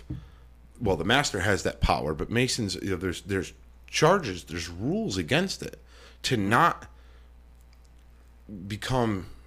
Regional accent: United States; We're all American

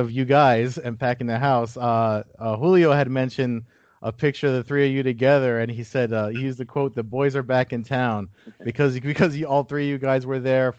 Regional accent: New Jersey, United States; I'm from Jersey

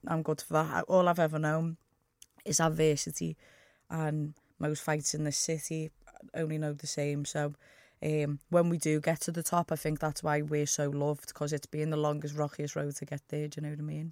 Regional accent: Liverpool, North West England, United Kingdom; I'm from Norris Green

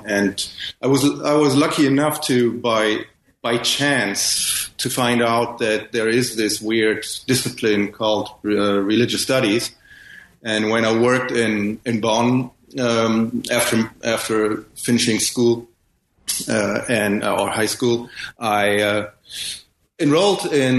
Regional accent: Ghana; born there; because I was born in Ghana, where my father worked as a missionary in the 60s, hence my weird first name, which is a Ghanaian name

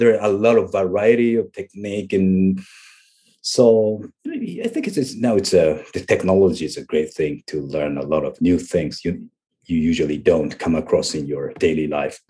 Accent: Japan; English is a second language; here in Japan, we learn English for, like, ten years

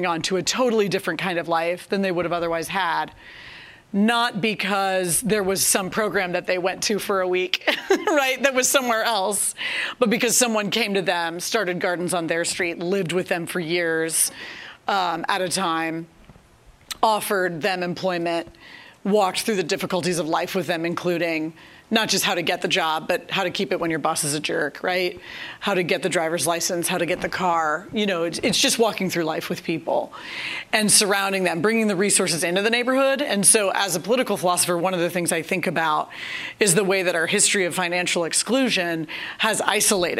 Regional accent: St. Louis, Missouri, United States; I'm from St. Louis, Missouri, born and bred.

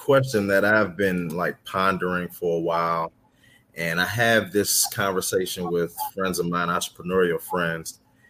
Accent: Shaker Heights, Ohio, United States; I'm from Cleveland, Ohio. We're Shaker Heights, Ohio. So right outside of Cleveland.

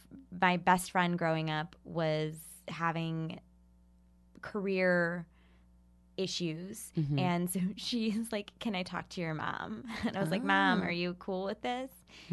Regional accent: Ohio, United States; Yeah, I grew up in Ohio.

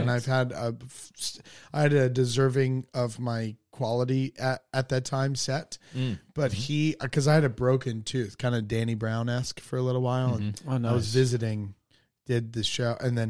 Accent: Spain; born there; also born or lived in Hickory, United States; I lived in Hickory I was born in Spain, lived in Hickory because my mom remarried a Marine who got out for her.

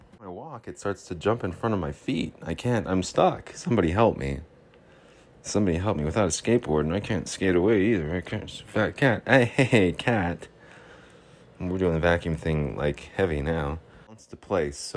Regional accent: Salt Lake City, Utah, United States; my hometown, Salt Lake City

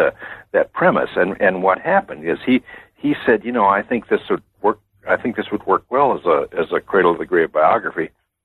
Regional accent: Wisconsin, United States; now in Virginia, United States; I grew up in Wisconsin a long time ago.

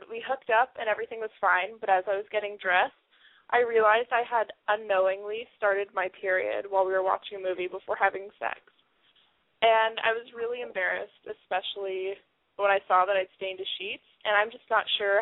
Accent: New York City, New York, United States; I'm from New York City.

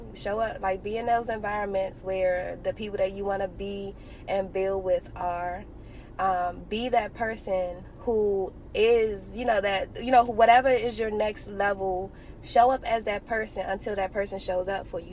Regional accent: Washington, District of Columbia, United States; I happened to be born and raised in Washington, D.C., to amazing parents

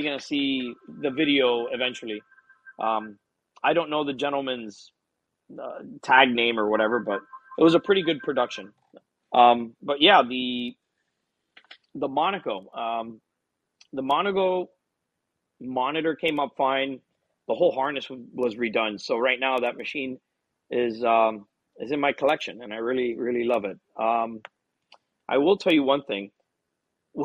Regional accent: Hialeah, Florida, United States; I was born and raised in Hialeah, which is a town just north of Miami

